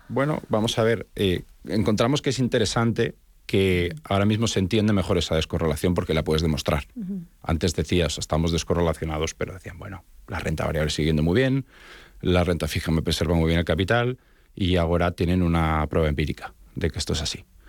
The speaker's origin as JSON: {"language": "Spanish", "country": "Spain", "moved": "yes", "lives_now": "Miami, United States", "said": "realmente soy de origen español, mi acento me delata."}